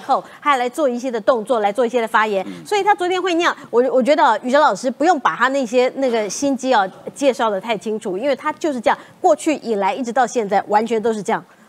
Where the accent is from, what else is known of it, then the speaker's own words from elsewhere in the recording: Taiwan; 那是因为我们是台湾人，我们善良